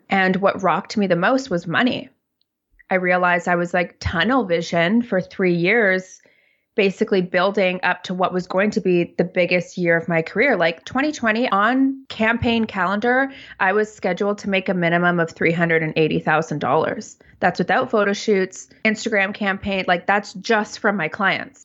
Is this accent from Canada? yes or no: yes; Toronto, Ontario, Canada; now in Vancouver, Canada; I live in Vancouver, I'm originally from Toronto